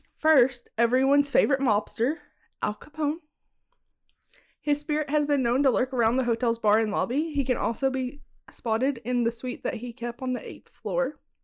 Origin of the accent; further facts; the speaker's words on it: Bonham, Texas, United States; moved away; where I grew up in Bonham, you had to be a part of like a diners club